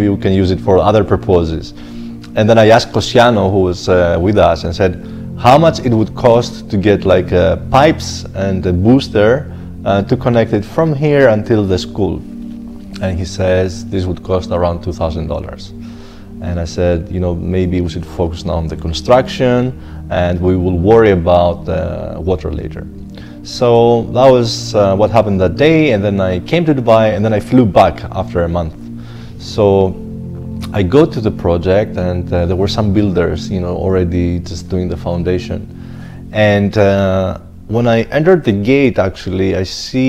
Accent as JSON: {"language": "English", "country": "Greece", "tie": "born or raised there", "also_born_or_lived": "Zanzibar", "moved": "yes", "said": "I was born in Greece"}